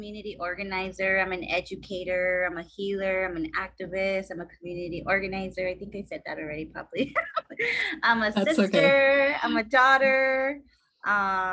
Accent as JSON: {"language": "English", "town": "Los Angeles", "region": "California", "country": "United States", "tie": "born or raised there", "said": "I'm from LA. I grew up in the San Fernando Valley, Fernandeño Tatavium land. And I grew up in Pacoima."}